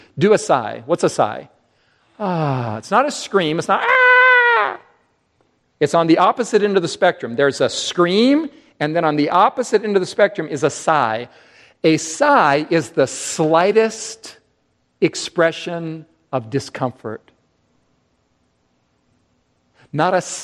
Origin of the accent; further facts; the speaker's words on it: United States; We as English-speaking Americans